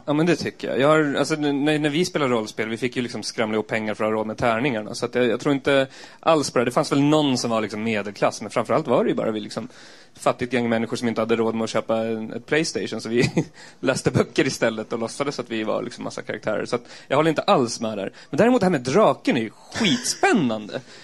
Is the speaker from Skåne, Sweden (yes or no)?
no; Eskilstuna, Södermanland, Sweden; jag kommer från Eskilstuna